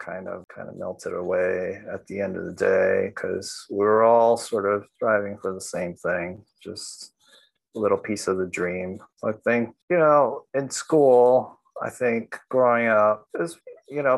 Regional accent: New York City, New York, United States; I grew up in in Williamsburg, South Williamsburg

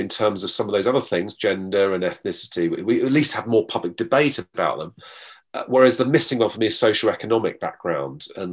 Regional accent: London, United Kingdom; I was from London

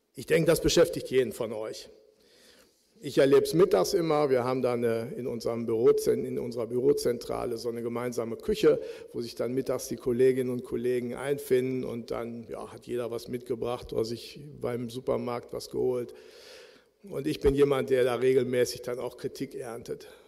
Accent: Bielefeld, North Rhine-Westphalia, Germany; moved away as an adult; now in Frankfurt, Germany; in Jöllenbeck, wo ich aufgewachsen bin

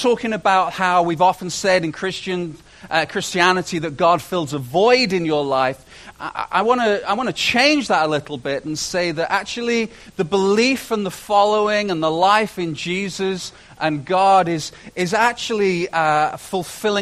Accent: United Kingdom; moved away as an adult; now in Canada; I spent the first 30 years of my life in Britain, in Great Britain, and it was a joy. I love being British. I'm Canadian as well now

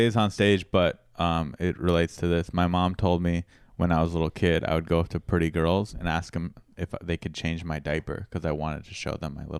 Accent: Del Mar, California, United States; I grew up in Del Mar.

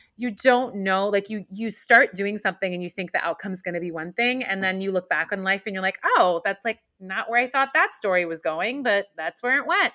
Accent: Iran; now in New York, United States; I was born in Iran and my family is Muslim

